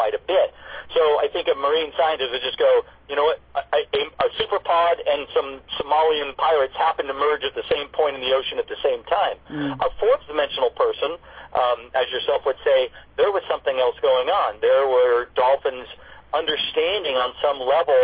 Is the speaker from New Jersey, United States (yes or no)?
no; Newport Beach, California, United States; I grew up here in Newport Beach on the waterfront